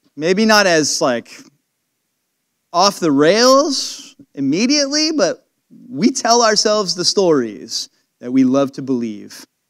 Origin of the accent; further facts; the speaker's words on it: California, United States; moved away; When I go to California, I, I just love it when I start going closer and closer to my hometown